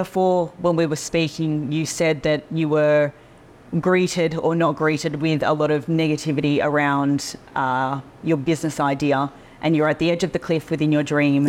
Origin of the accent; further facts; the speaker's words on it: Australia; being Australian